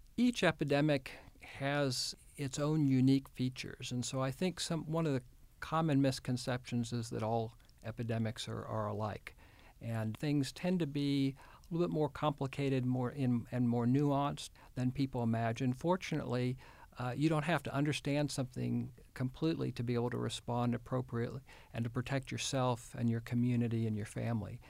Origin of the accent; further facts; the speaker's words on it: Houston, Texas, United States; moved away as an adult; also born or lived in Kenya; now in Arkansas, United States; my wife and I grew up in the Houston area